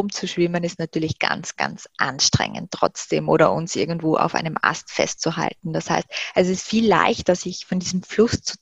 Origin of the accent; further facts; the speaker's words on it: Graz, Styria, Austria; wir haben dann ein paar Besorgungen damals noch in meiner Heimatstadt in Graz gemacht